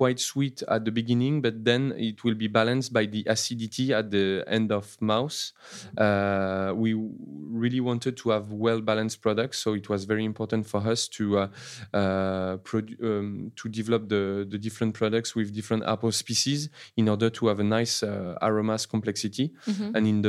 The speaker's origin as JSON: {"language": "English", "region": "Normandy", "country": "France", "tie": "born or raised there", "said": "And I grew up in Normandy in the Chateau de Sassy."}